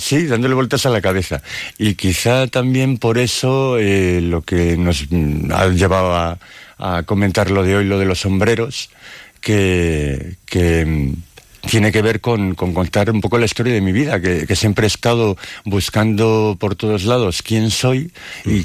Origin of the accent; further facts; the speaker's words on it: Dueñas, Castile and León, Spain; soy un poeta de Palencia, de Dueñas